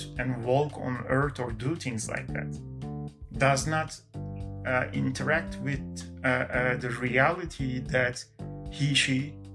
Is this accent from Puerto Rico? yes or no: no; Canada; I'm not American, I'm Canadian